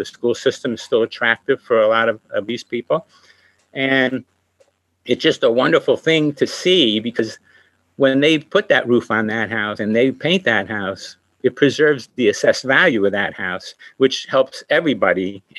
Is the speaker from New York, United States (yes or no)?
yes; Liberty, New York, United States; I was born in Liberty, raised in Liberty, went to Liberty Central School, graduated in 1969.